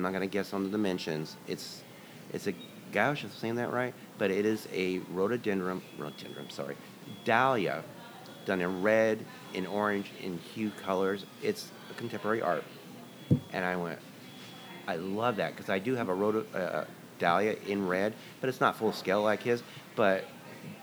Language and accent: English; Astoria, Oregon, United States; moved away; also born or lived in Seattle, Washington / Grants Pass, Oregon; I grew up in Astoria before I moved to Seattle